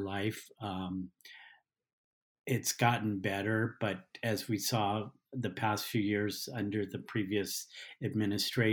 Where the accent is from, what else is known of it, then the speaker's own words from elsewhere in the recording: Los Angeles, California, United States; I grew up in Los Angeles, in the Los Angeles area, during the 60s and 70s